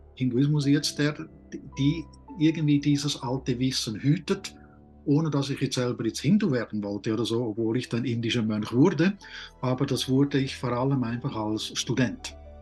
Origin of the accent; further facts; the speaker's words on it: Switzerland; ich bin auf dem Land aufgewachsen